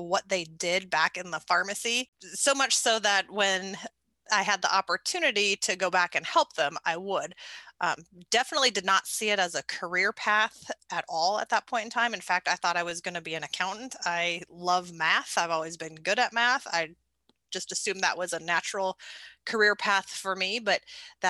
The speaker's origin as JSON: {"language": "English", "region": "North Dakota", "country": "United States", "tie": "born or raised there", "moved": "as an adult", "lives_now": "Nebraska, United States", "said": "I grew up in North Dakota. So living in Nebraska now"}